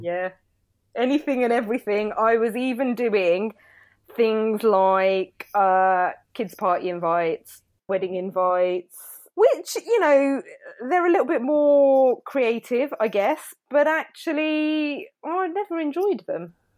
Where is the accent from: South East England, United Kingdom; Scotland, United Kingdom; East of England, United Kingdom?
South East England, United Kingdom; Milton Keynes; moved away as an adult; I grew up in Milton Keynes, when I moved back, I didn't really know anybody